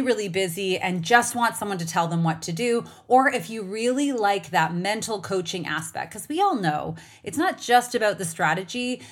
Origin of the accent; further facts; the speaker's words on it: Canada; now in United States; as a Canadian who lives in, in the United States